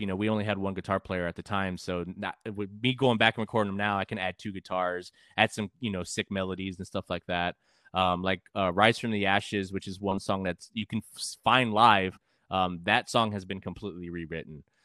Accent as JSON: {"language": "English", "town": "San Antonio", "region": "Texas", "country": "United States", "tie": "born or raised there", "also_born_or_lived": "California", "said": "I grew up in San Antonio, but I've gr, I've been kind of all over"}